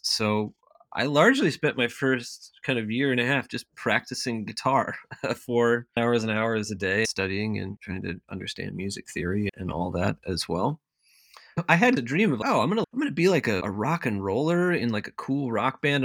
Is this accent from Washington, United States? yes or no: yes; Eastern Washington, United States; moved away as an adult; also born or lived in Charleston, South Carolina / Maine; now in Minneapolis, United States; most of my childhood, at least my first memories and things, all take place in Eastern Washington, where where I grew up